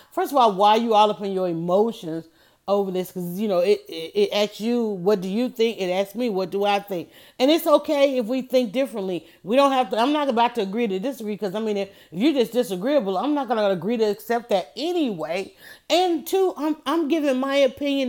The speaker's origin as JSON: {"language": "English", "region": "the South", "country": "United States", "said": "I'm from the South"}